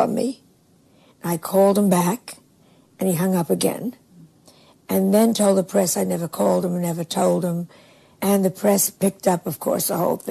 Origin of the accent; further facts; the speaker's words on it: Larchmont, New York, United States; I'm from Larchmont, my dad's a doctor